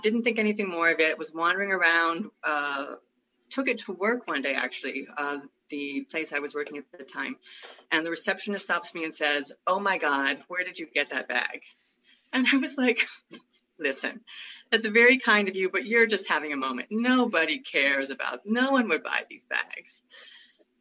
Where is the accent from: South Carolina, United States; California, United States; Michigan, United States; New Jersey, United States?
California, United States; San Francisco; I'm from San Francisco. I'm native San Franciscan